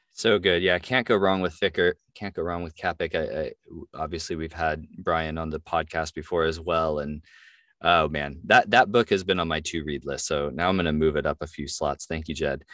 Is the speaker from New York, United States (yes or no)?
no; California, United States; also born or lived in Washington State; now in Washington, United States; I'm from California and I live in Washington State